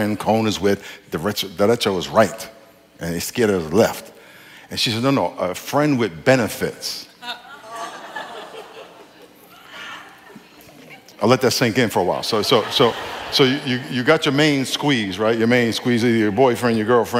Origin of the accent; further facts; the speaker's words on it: New York, United States; I grew up in New York.